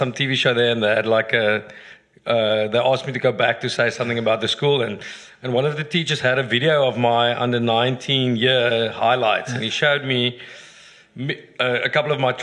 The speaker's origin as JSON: {"language": "English", "country": "South Africa", "tie": "born or raised there", "said": "my dad's a Dutch Reformed minister. I grew up in Ingekerk."}